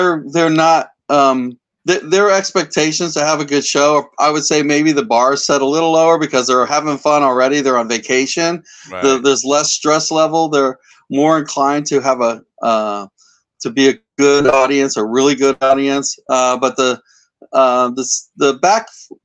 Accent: Tampa, Florida, United States; I'm from Tampa, but I've been around different places when I was very young. So, But I've been in Tampa most of my life

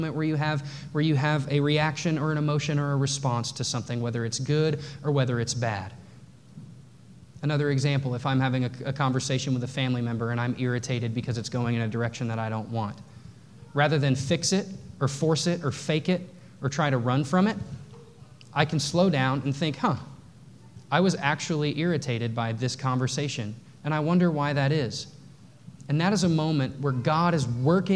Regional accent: North Texas, United States; I grew up in the Bible Belt. I grew up in North Texas.

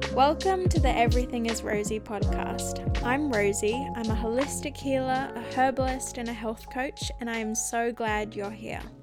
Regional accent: Australia; I grew up in Australia

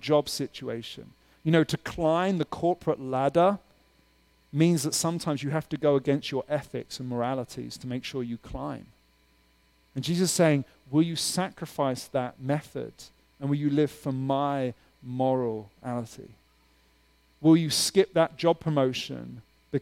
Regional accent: United Kingdom; now in Pittsburgh, United States; I'm from the UK

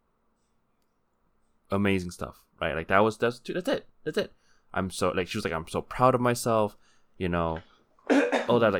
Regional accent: California, United States; I grew up in California

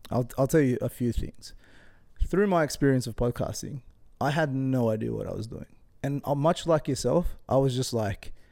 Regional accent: Sydney, New South Wales, Australia; born there; I don't even know where I'm from. I don't what? I was born in Sydney.

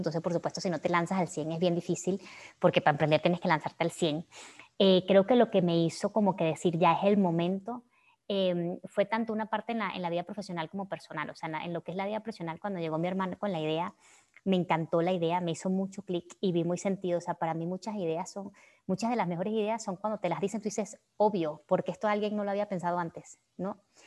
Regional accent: Venezuela; moved away as an adult; now in Mexico; haber tenido mi, mi, adolescencia y la mayoría de mi adultez en todo lo que ocurrió en Venezuela

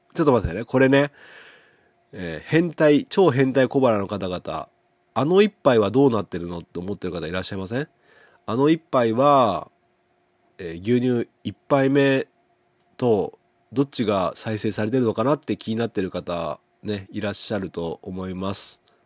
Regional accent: Setouchi, Okayama, Japan; 僕の地元の牛窓

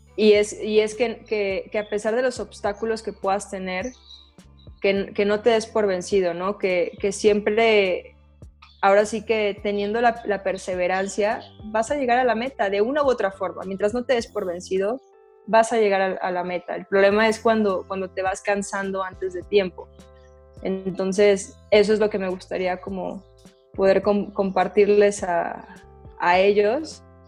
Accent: Mexico; aquí en México

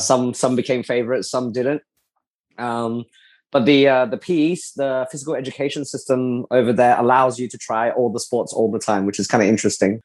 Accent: Adelaide, South Australia, Australia; moved away as an adult; now in Singapore; I grew up in Adelaide, Australia

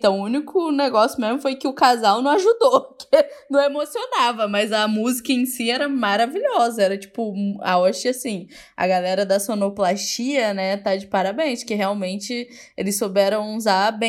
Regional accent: Brazil; a gente, como brasileiros, a gente acha que só nosso país é super corrupto, né?

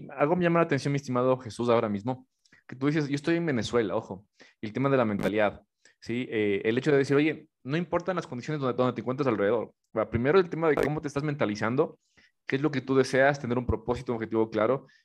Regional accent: Ecuador; soy ecuatoriano.

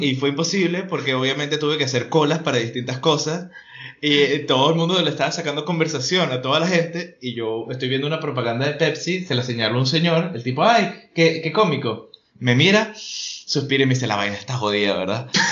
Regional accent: Venezuela; accent: Venezuelan; moved away; also born or lived in Spain; de Venezuela

